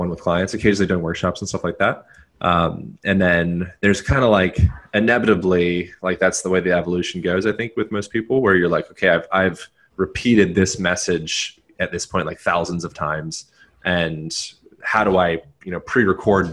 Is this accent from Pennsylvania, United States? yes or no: yes; Pennsylvania, United States; moved away as an adult; also born or lived in Hawaii; I grew up in Pennsylvania, so I was nearby.